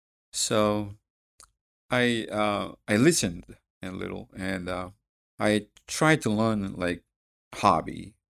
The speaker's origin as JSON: {"language": "English", "country": "South Korea", "second_language": "English", "said": "Actually, South Korea."}